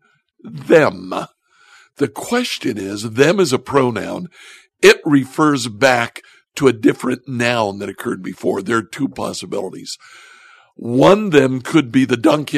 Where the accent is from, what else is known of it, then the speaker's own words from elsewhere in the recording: Northwest Ohio, United States; accent: Northwest Ohio; my Northwest Ohio accent